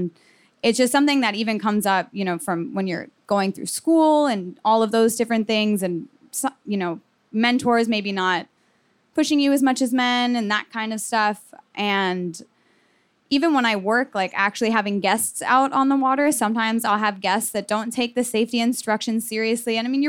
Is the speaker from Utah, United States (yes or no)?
no; Miami, Florida, United States; So I kind of mentioned already that I was from Miami. So I had just the really amazing opportunity to grow up near the water